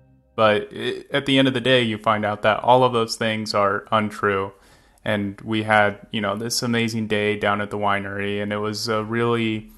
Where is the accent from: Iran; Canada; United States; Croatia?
United States; Riverside, California; I grew up in Riverside and in Southern California, and so a lot of that Mexican culture kind of bled its way north